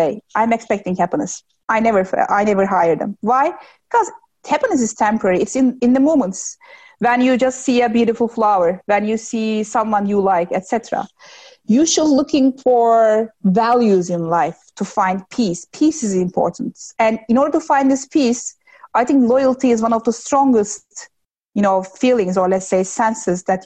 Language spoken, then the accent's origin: English; Turkey; my hometown is 2 hours in the distance to Istanbul